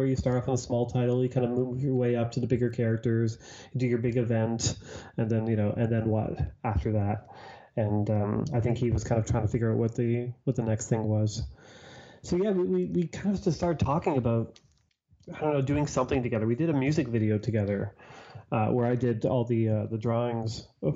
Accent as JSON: {"language": "English", "town": "Toronto", "region": "Ontario", "country": "Canada", "said": "I'm from Toronto"}